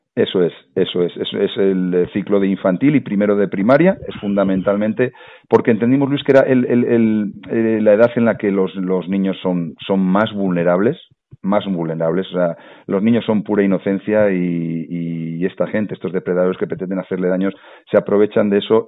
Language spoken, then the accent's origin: Spanish; La Rioja, Spain; La Rioja, de donde yo soy